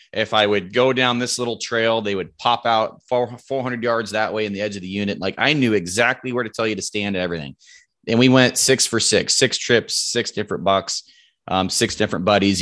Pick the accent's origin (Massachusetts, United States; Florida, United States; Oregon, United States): Oregon, United States; Roseburg; I'm from Roseburg, Oregon um, grown grown up here my whole life, lived here my whole life